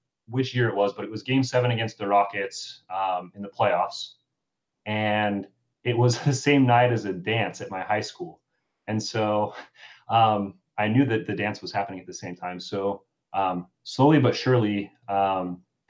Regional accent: Utah, United States; I grew up in Utah

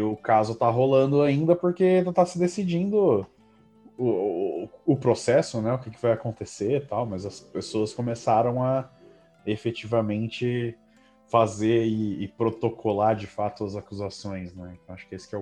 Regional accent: São Carlos, São Paulo, Brazil; eu cresci em São Carlos

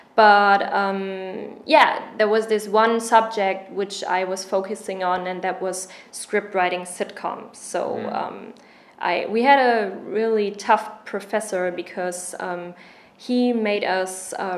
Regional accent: Germany; accent: German; English is a second language; moved away; I was a student abroad and I was a German exchange student.

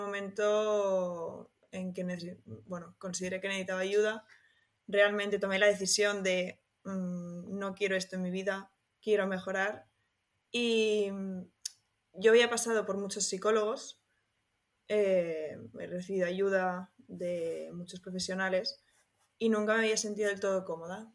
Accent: Barcelona, Catalonia, Spain; soy una chica de Barcelona

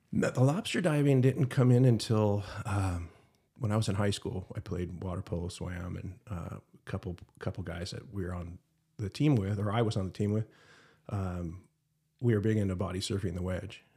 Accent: Huntington Beach, California, United States; also born or lived in Utah; born and raised in Huntington Beach

